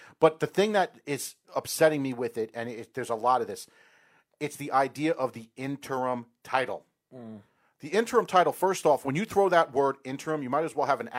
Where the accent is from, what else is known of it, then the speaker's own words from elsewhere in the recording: New York, United States; And people say this is biased because we're from New York and we're in Long Island right now, whatever.